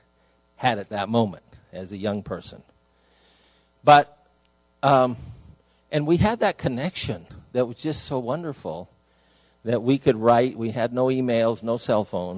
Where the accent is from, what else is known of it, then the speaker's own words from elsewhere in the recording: Idaho, United States; moved away as an adult; I was away from Idaho where I was raised.